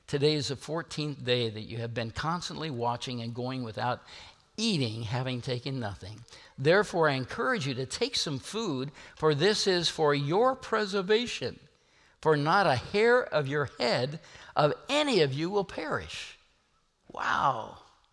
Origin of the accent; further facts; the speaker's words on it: Nebraska and Kansas, Midwest, United States; I'm from Nebraska and Kansas